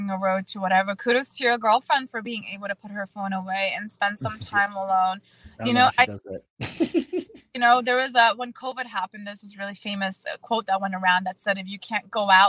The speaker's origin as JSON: {"language": "English", "country": "Germany", "tie": "born or raised there", "also_born_or_lived": "Czech Republic", "moved": "yes", "lives_now": "United States", "said": "I was born in Czech Republic and raised in Germany"}